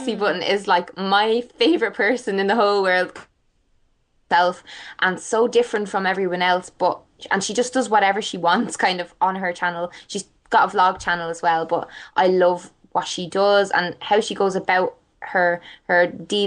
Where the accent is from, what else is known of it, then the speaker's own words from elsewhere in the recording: Ireland; I'm Irish